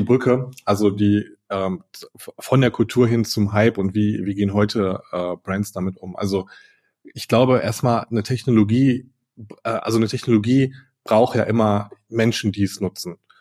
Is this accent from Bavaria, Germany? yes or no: no; Ruhr area, North Rhine-Westphalia, Germany; ich bin ein Kind des Ruhrgebiets